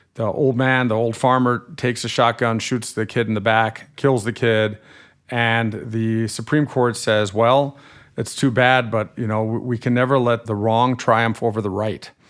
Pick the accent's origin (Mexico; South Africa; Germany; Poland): Germany; accent: slightly nasal; moved away as an adult; now in United States; I grew up in Germany till I was eighteen and I'm a German-American dual national